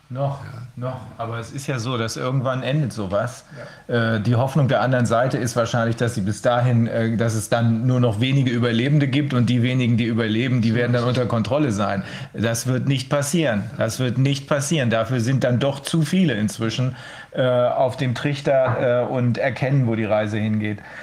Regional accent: Bremen, Germany; bei uns in Bremen

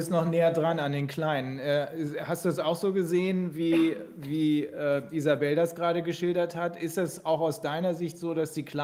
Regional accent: Bremen, Germany; ich komme äh, nicht aus Göttingen, aber da arbeite ich, ich komme aus Bremen

